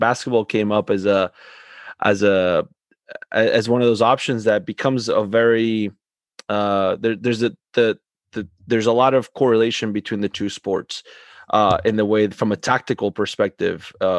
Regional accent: Argentina; moved away; growing up in Argentina

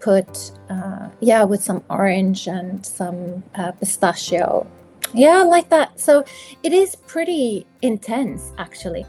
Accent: South Africa; moved away; I grew up in South Africa where it's summer for Christmas

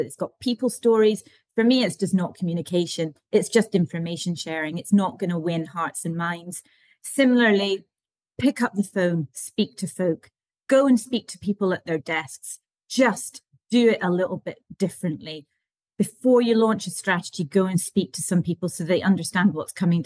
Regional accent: the Highlands, Scotland, United Kingdom; we are from the Highlands

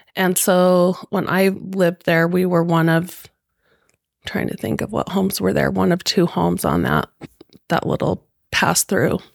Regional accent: Millcreek, Utah, United States; also born or lived in Florida; both of us are Mill Creek lifers

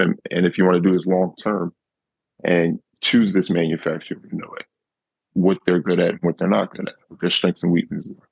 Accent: Camden, New Jersey, United States; I grew up in Camden where, you know, there is poverty and it's not much money

